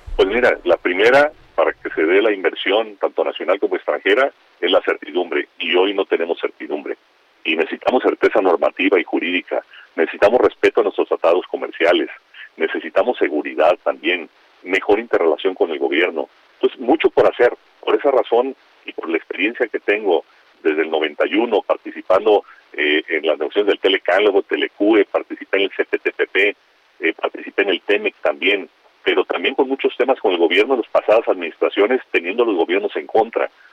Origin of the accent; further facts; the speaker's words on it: Mexico; mi país